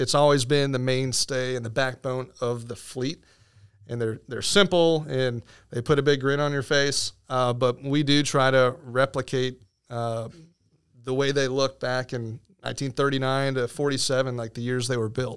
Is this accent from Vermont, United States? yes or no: no; Venice, Florida, United States; now in Winter Haven, United States; I actually came home, uh, to Venice on a summer break between my junior and senior year